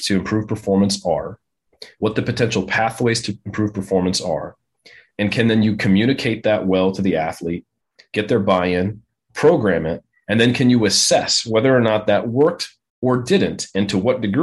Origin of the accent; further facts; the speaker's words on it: Oakland, California, United States; I'm from Oakland. That's where I grew up